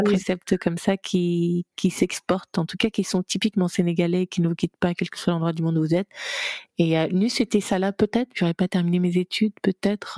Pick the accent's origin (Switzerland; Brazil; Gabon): Gabon; moved away; also born or lived in France / United States; je suis gabonaise